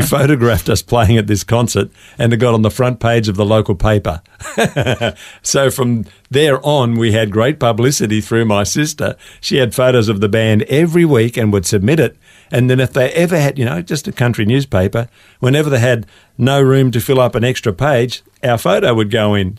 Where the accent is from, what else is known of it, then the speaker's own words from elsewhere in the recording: Gippsland, Victoria, Australia; we're both country kids from Gippsland.